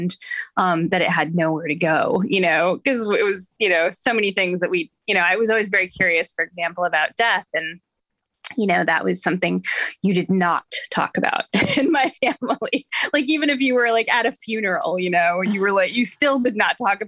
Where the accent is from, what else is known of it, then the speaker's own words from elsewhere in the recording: Madison, Wisconsin, United States; moved away as an adult; now in East Coast, United States; I grew up in Madison, Wisconsin